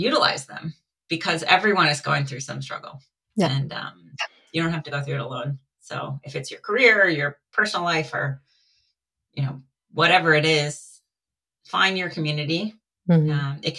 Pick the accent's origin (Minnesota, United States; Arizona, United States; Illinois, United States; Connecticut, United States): Connecticut, United States; moved away as an adult; now in California, United States; I grew up in Connecticut, so I grew up watching the UConn Huskies